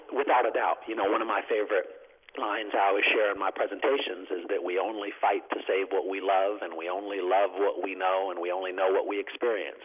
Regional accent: North Idaho, United States; growing up in North Idaho

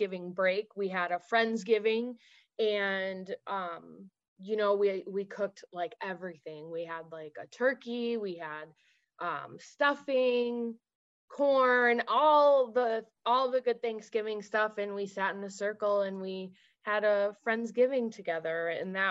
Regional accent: near Chicago, Illinois, United States; I grew up near Chicago, like in the south suburbs.

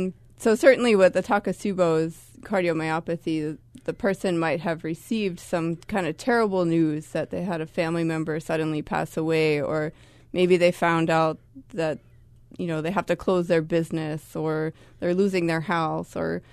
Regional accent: Boston, Massachusetts, United States; I never hear horns here. I'm from Boston originally, so.

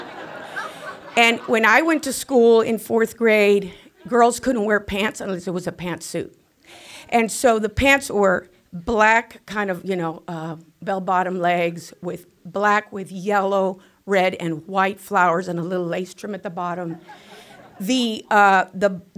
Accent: South Texas, United States; I was born in South Texas on a border city

